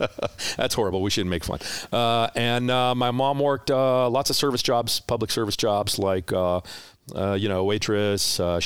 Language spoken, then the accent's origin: English; Kalispell, Montana, United States; now in California, United States; 80 miles from the Canadian border.